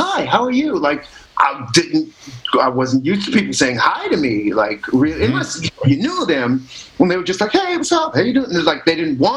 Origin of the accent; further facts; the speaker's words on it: Midwest, United States; moved away; I'm from the Midwest